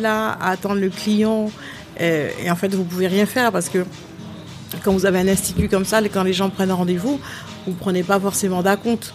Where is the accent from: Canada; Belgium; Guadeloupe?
Guadeloupe; Pointe-à-Pitre; now in France; Je suis né à Pointe-à-Pitre.